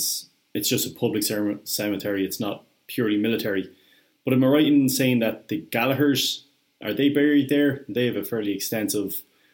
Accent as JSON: {"language": "English", "town": "Edenderry", "region": "County Offaly", "country": "Ireland", "tie": "born or raised there", "said": "I grew up in Edenary, but I'm not from there."}